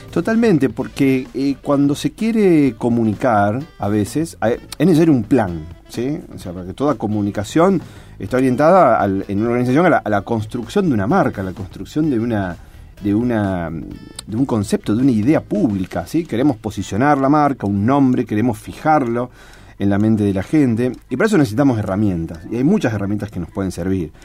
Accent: Rosario, Santa Fe, Argentina; como rosarinos también, ¿cierto? Si, elegimos seguir viviendo acá

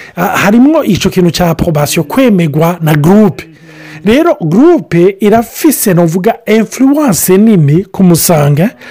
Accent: Burundi; now in Canada; ndi umurundi ndahamaze imyaka mike y’ingaha

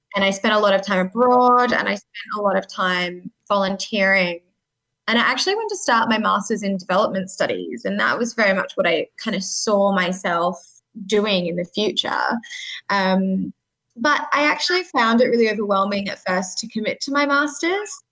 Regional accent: Sydney, New South Wales, Australia; I grew up in Sydney

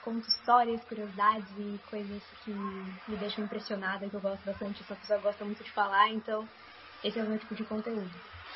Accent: interior of São Paulo, Brazil; also born or lived in Sorocaba; Mas aqui em Sorocaba, por exemplo, que é onde eu moro, eu sou do interior de São Paulo

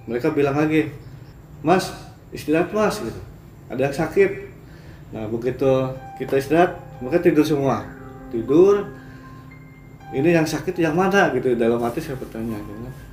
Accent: Cirebon, West Java, Indonesia; mas dari mana dari Cirebon saya bilang dari Cirebon

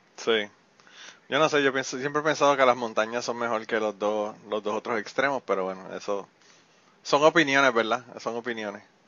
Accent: Puerto Rico; moved away; yo en Puerto Rico vivía al lado de un árabe

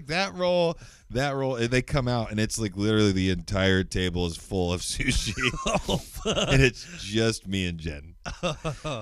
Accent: United States; I'm an American. I'm a dumb American.

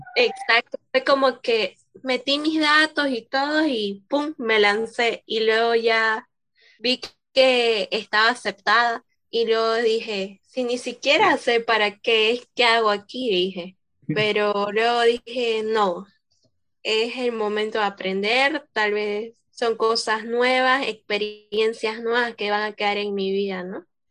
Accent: Santa Cruz de la Sierra, Santa Cruz, Bolivia; yo soy de Santa Cruz, exactamente de Santa Cruz de la Sierra

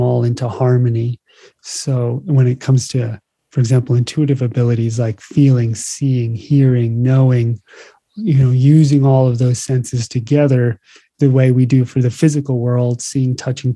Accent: New Jersey, United States; now in Hawaii, United States; I grew up in New Jersey

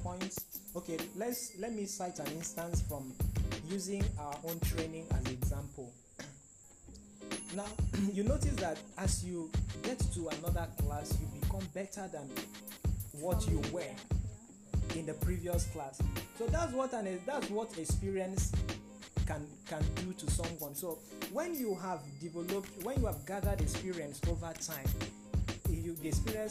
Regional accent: Nigeria; we are Nigerian students

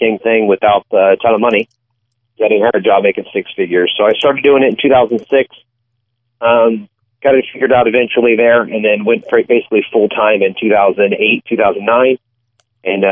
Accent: Maryland, United States; moved away as an adult; now in Norfolk, United States; grew up in just a little bit north in Maryland, and then moved down here about 15 years ago or so

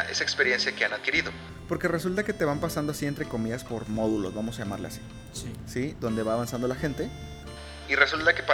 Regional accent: Mexico; Entonces yo como buen mexicano actualizado dije, me voy

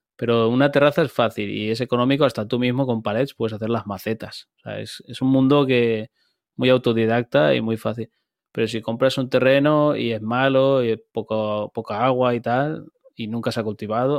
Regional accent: Turís, Valencian Community, Spain; soy de aquí, de donde yo vivo, de Turís

